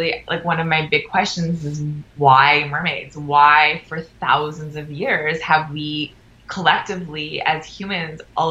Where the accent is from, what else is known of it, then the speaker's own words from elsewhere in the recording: Canada; we're Canadian filmmakers